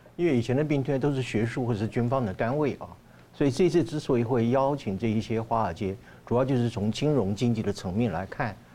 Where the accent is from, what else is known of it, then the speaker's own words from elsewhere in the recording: Taiwan; 我们台湾人觉得是我们住的是金窝银窝嘛